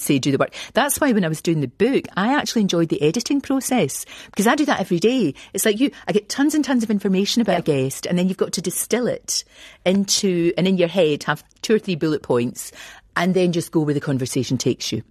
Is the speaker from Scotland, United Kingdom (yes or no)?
yes; Scotland, United Kingdom; moved away as an adult